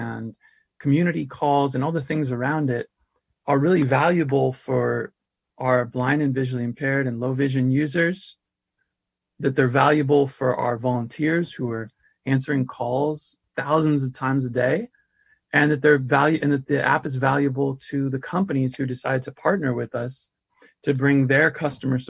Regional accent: Santa Rosa, California, United States; I grew up in the Bay Area

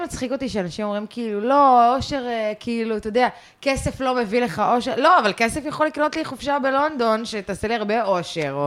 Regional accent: Israel; also born or lived in London, United Kingdom; גדלתי במושב, הייתי בצופים

